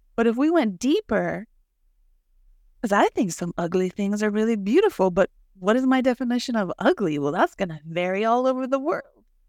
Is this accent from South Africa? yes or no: no; Mexico; now in United States; I grew up that way in Mexico. I had to carry the water from the river to my house.